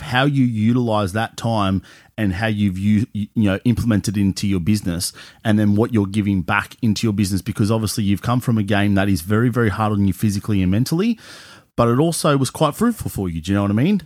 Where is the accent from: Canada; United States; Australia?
Australia; Cronulla, New South Wales; now in Newcastle, Australia; growing up in Cronulla